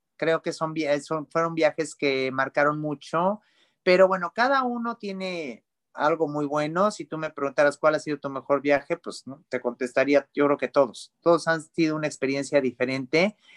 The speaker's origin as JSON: {"language": "Spanish", "country": "Mexico", "said": "como mexicanos"}